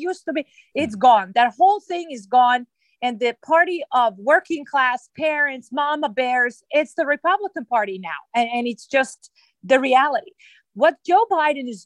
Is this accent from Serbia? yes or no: yes; Belgrade, Serbia; now in Maryland, United States; I was born in Yugoslavia, and the country does not exist any longer. So I was born in Belgrade